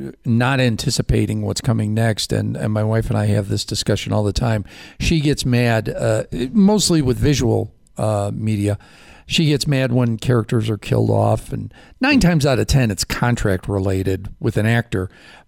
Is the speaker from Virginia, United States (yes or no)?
no; Chicago, Illinois, United States; I grew up in Chicago